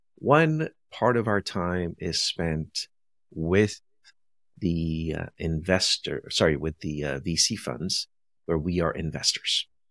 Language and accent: English; Brazil; moved away; also born or lived in India; I was born in India, raised in Brazil